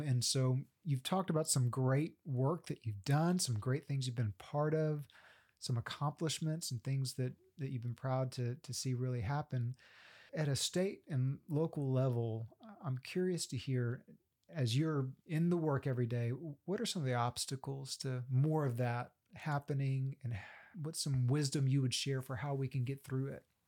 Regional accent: Central Texas, United States; now in Oklahoma, United States; I'm from Central Texas

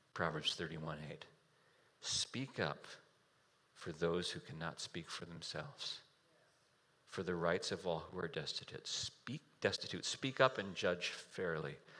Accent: United States; as an American, I live in a house

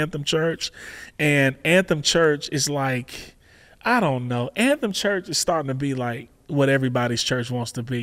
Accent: Chicago, Illinois, United States; I'm from Chicago

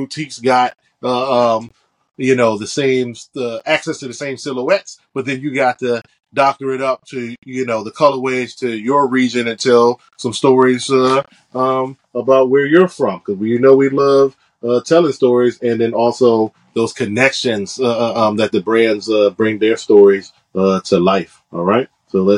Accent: Washington, District of Columbia, United States; this is where I'm from

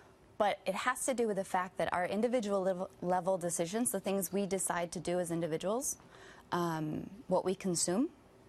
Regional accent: Wisconsin, United States; I'm from Wisconsin.

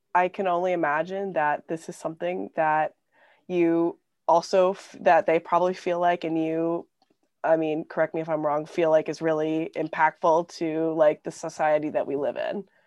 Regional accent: Anchorage, Alaska, United States; also born or lived in Bronx, New York; now in Los Angeles, United States; I'm from Anchorage, Alaska

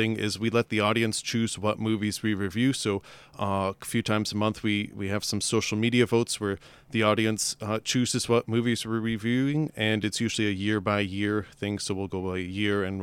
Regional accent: Ontario, Canada; We're Canadian, first and foremost, so we're from Ontario, Canada.

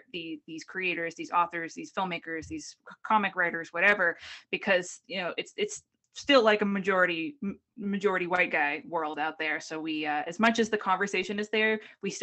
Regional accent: Boston, Massachusetts, United States; I grew up in New England in like a very, you know, Irish white place

